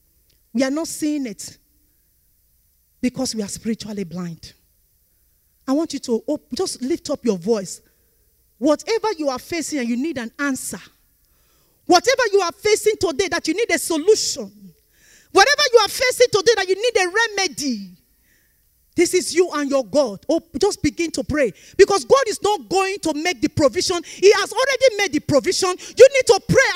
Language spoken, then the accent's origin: English; Nigeria; We are from Nigeria.